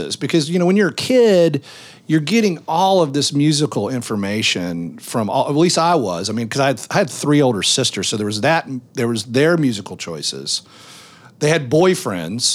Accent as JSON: {"language": "English", "town": "Memphis", "region": "Tennessee", "country": "United States", "tie": "born or raised there", "said": "we're in Opera Memphis"}